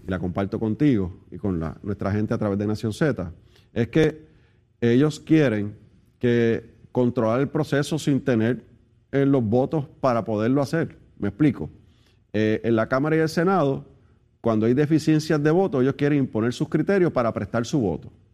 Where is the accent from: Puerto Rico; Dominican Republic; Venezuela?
Puerto Rico; nosotros los puertorriqueños